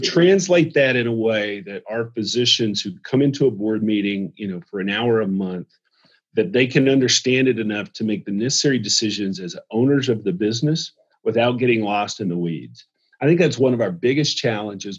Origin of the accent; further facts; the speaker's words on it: the South, United States; I'm from the South